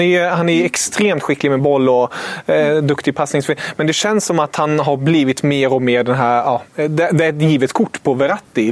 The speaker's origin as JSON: {"language": "Swedish", "country": "Germany", "moved": "yes", "said": "som tysk"}